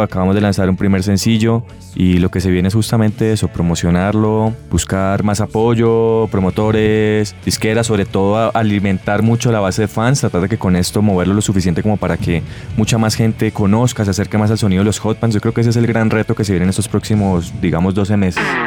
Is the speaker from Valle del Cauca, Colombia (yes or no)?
yes; Buenaventura, Valle del Cauca, Colombia; also born or lived in Cali; Yo vengo de la ciudad de Buenaventura